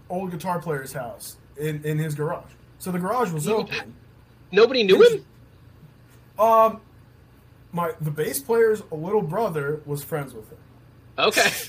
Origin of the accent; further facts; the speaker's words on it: Hawthorne, New Jersey, United States; also born or lived in Ridgewood, New Jersey; Both of us are from Jersey. Yeah. Um, okay. he's from Paramus. Okay. I'm from Hawthorne. Now we're based out of Ridgewood.